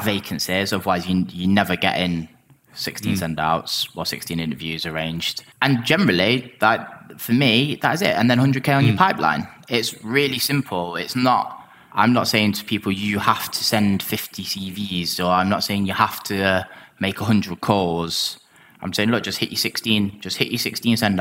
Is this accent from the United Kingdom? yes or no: yes; England, United Kingdom; I'm English